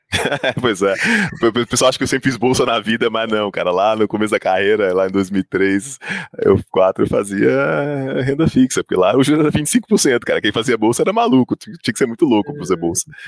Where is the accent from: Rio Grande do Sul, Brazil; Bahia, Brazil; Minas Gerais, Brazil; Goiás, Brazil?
Goiás, Brazil; Goiânia; Eu sou de Goiânia